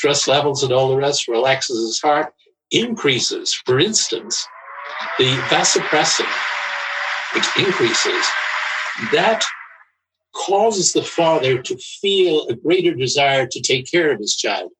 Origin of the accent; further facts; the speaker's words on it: Ireland; I grew up in Ireland